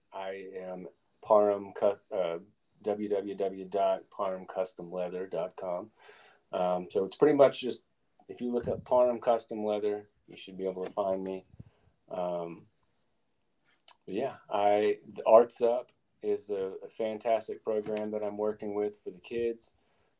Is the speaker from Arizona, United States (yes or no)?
no; McAlester, Oklahoma, United States; moved away as an adult; now in Oklahoma City, United States; I am in Oklahoma City. I'm from McAllister